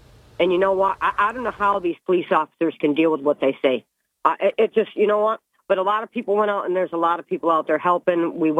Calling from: Binghamton, New York, United States; calling back from Binghamton, Bob.

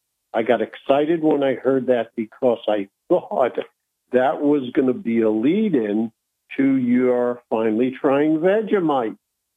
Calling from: Binghamton, New York, United States; calling from Binghamton.

